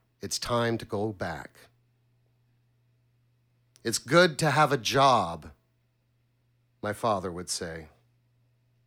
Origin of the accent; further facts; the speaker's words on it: Montreal, Quebec, Canada; I'm from Ville d'Anjou, Quebec